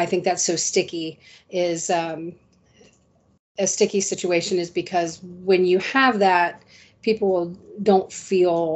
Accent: Central Ohio, United States; moved away as an adult; now in Pinellas County, Florida, United States; I was born and raised in Central Ohio. I relocated here to Pinellas County, Florida in 2007.

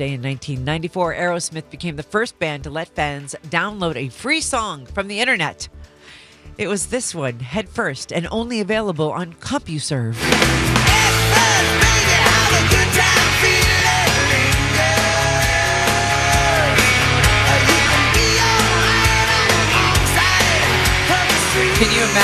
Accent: Indiana, United States; moved away; growing up in Indiana

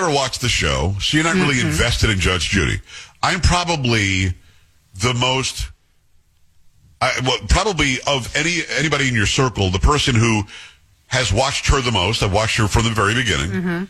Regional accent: New York, United States; Now, growing up in New York

